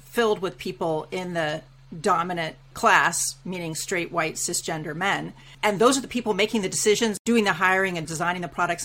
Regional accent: United States; moved away as an adult; now in Canada; I'm an American immigrant to Canada and now a naturalized Canadian citizen as well.

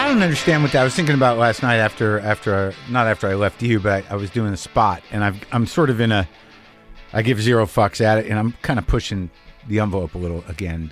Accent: New Mexico, United States; now in Los Angeles, United States; I'm in New Mexico. I'm in my home state

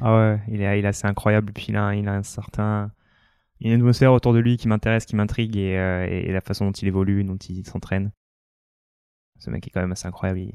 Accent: New Caledonia; moved away as an adult; also born or lived in near Lyon, France / Réunion; now in France; je suis né à côté de Lyon. J'ai grandi après en Outre-mer, d'abord à La Réunion et puis surtout en, Nouvelle-Calédonie derrière.

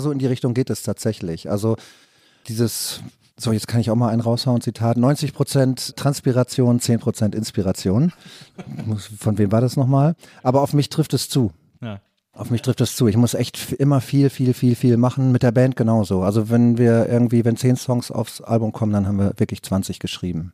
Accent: Rheine, North Rhine-Westphalia, Germany; moved away; meine Heimatstadt

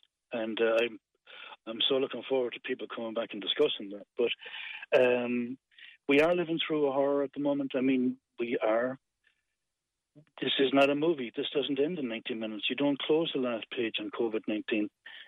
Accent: Rathkeale, Munster, Ireland; I'm from Rakeel. Grew up in a brilliant, bustling, vibrant, colourful West Limerick town.

